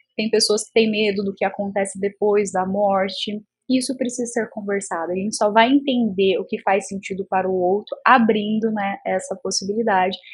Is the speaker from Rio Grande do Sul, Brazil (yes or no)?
no; interior of Goiás, Brazil; eu sou do interior de Goiás